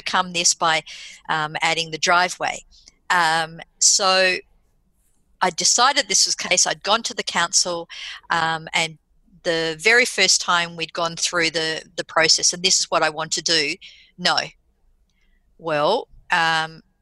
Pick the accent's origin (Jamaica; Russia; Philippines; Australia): Australia; also born or lived in United Kingdom; As an Australian